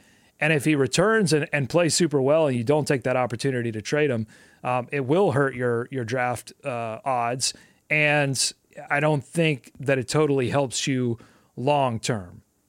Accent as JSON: {"language": "English", "town": "New Orleans", "region": "Louisiana", "country": "United States", "said": "I'm from New Orleans. The New Orleans Hornets used to be my favorite team."}